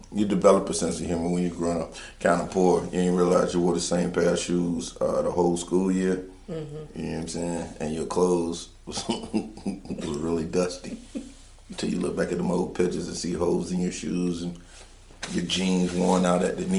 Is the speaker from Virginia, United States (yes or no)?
yes; Norfolk, Virginia, United States; also born or lived in Chesapeake, Virginia; I grew up in Chesapeake and Norfolk, Lakeland Apartments in Norfolk, with my cousins Donnie and Daniel and Chris and them.